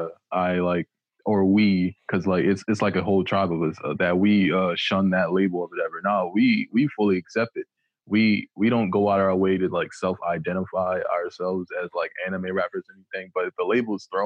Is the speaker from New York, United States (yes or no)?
no; Philadelphia, Pennsylvania, United States; I started rapping though at about 10 years old, because you know it was just a thing to do where I was from, because I was originally from Philadelphia, Pennsylvania.